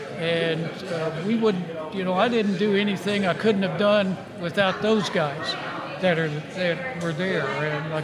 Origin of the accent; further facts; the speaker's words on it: Pasadena, United States; also born or lived in San Jose; I grew up in Pasadena, played ball there